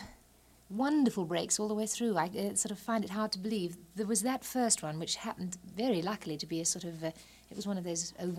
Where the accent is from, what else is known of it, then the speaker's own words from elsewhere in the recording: Walton-on-Thames, South East England, United Kingdom; I'm from England, from a little town called Walton-on-Thames. It's south of London, about 20 miles.